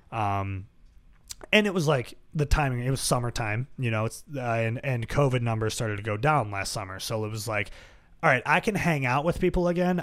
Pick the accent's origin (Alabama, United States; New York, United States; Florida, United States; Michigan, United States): New York, United States; Buffalo; growing up in South Buffalo